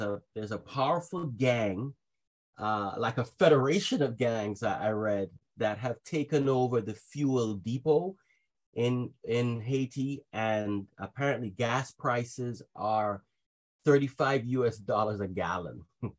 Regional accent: Trinidad & Tobago; also born or lived in Jamaica; I actually grew up in Jamaica and Trinidad because my mother is Jamaican and my father is Trinidadian.

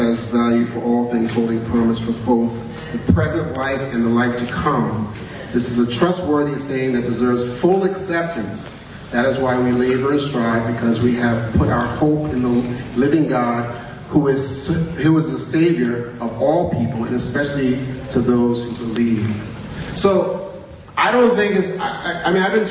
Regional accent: New York, United States; I was born in New York, 1974.

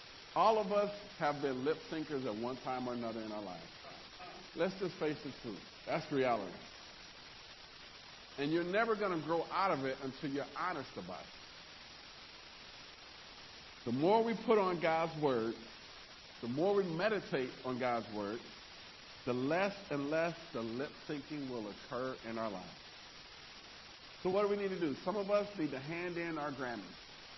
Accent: New York, United States; I wasn't born that way. I grew up in New York. You got to be tough. I was 3 years old walking to school barefoot. That's just how I grew up.

